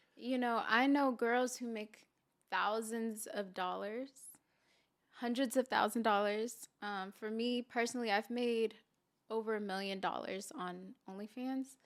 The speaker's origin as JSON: {"language": "English", "town": "Santa Clarita", "region": "California", "country": "United States", "also_born_or_lived": "Houston, Texas", "said": "I'm originally from here. I'm from Santa Clarita, California"}